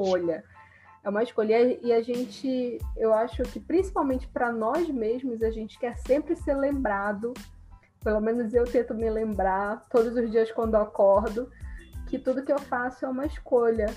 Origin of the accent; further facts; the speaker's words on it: Brazil; A gente é brasileiro.